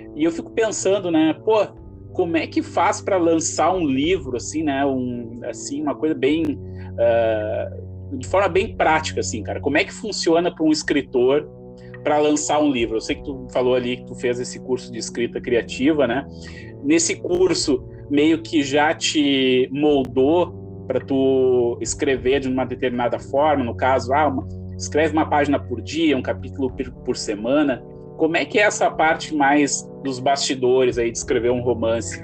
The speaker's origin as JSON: {"language": "Portuguese", "town": "Gramado", "region": "Rio Grande do Sul", "country": "Brazil", "tie": "born or raised there", "said": "quando eu era criança eu morei em Gramado, aqui no Rio Grande do uhum. Sul"}